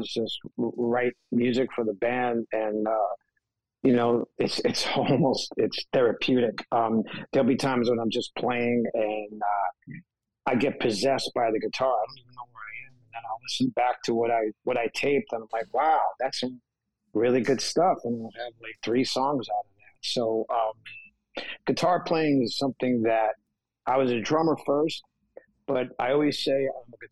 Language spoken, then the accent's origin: English; New York, United States; growing up in New York